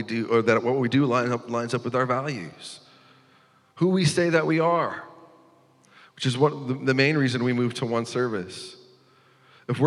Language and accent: English; North Dakota, United States; also born or lived in Iowa City; I'm from North Dakota, and most of the time we have snowstorms here